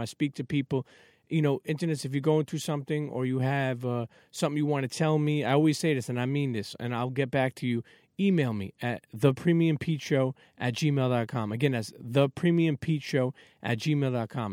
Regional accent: New York City, New York, United States; I'm Italian, but I grew up in Coney Island

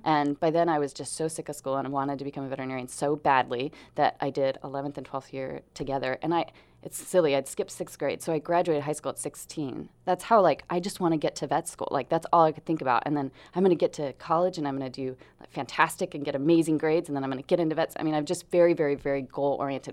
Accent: Grants Pass, Oregon, United States; also born or lived in Portland, Oregon; I was born in Portland, raised in Grants Pass. So, I am hometown girl here

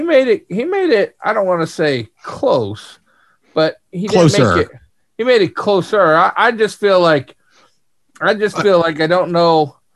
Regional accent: United States; I'm an American.

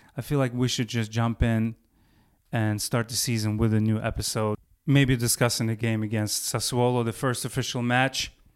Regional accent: Baku, Azerbaijan; moved away; going back to my hometown of Baku, um, first time in about twenty years

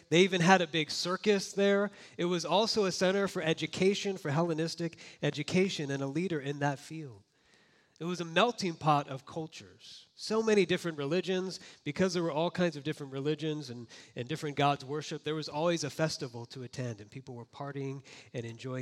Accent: Florida, United States; now in Orange County, United States; I grew up in Florida

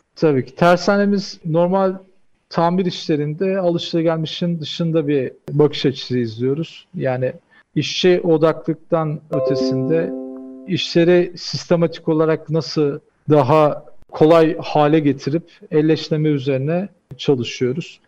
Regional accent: Samsun, Turkey; moved away as an adult; also born or lived in Istanbul / Japan; now in Dubai, United Arab Emirates; 1987 Samsun doğumluyum. İlk orta ve lise eğitimi Samsun'da tamamladım.

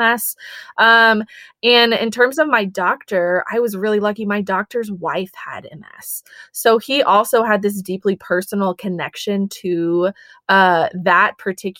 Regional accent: Texas, United States; also born or lived in Colorado; I grew up in Texas.

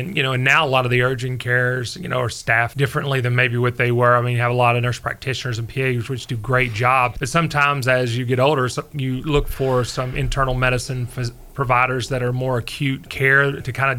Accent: Middle Tennessee, United States; also born or lived in North Carolina; I'm from Middle Tennessee

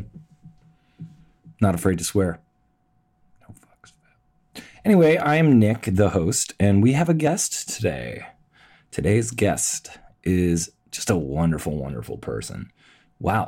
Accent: Toronto, Ontario, Canada; moved away as an adult; also born or lived in Los Angeles / New York; I'm born and raised, you know, here

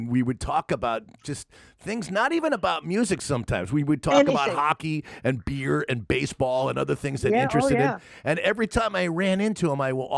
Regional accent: United States; moved away; also born or lived in Connecticut; I grew up in New York and in Connecticut

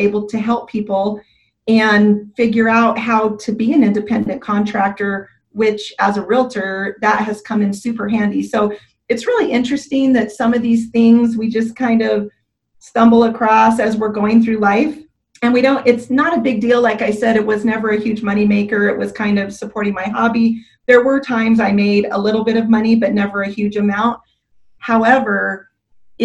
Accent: Southern California, United States; also born or lived in Utah; now in Gilbert, United States; I was trying to get to California where I was originally from, although we ended up in Northern California versus Southern California

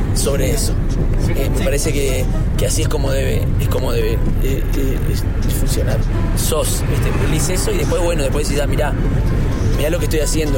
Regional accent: Uruguay; en mi país la milonga, el, candombe, la murga, son los géneros folclóricos típicos

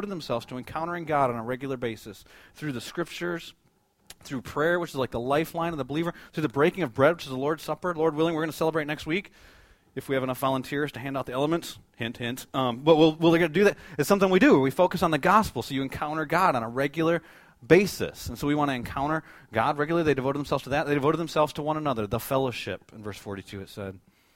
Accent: United States; as American believers

